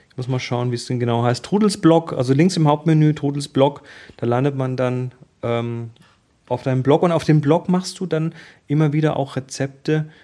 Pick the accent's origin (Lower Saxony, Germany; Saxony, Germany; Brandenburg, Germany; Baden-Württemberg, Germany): Baden-Württemberg, Germany; wir, wir kommen ja aus dem Schwabenland.